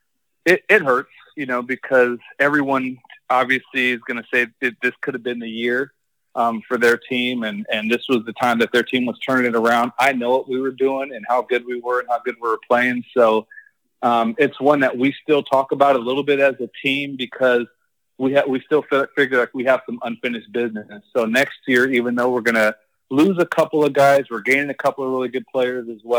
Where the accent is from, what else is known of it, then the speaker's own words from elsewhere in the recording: Phoenix, Arizona, United States; now in Boca Raton, United States; I'm from Phoenix.